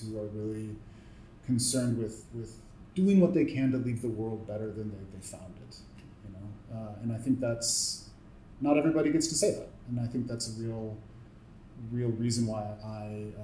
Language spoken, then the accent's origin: English; Milwaukee, Wisconsin, United States; also born or lived in California / South America; now in Toronto, Canada; I'm from Milwaukee, Wisconsin. I'm from the Rust Belt of the United States